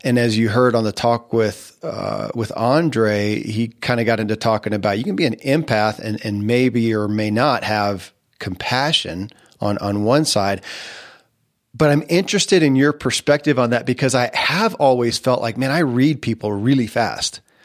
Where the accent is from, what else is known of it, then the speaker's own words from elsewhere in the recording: Kentucky, United States; I grew up in Kentucky